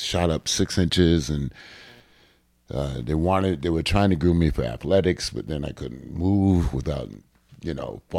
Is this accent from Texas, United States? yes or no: no; Hartford, Connecticut, United States; moved away as an adult; also born or lived in Washington, D.C.; growing up in Hartford, Connecticut